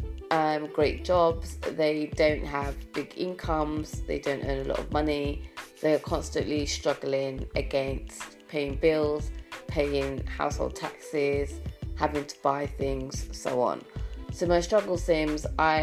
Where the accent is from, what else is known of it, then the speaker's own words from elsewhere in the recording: United Kingdom; As a British person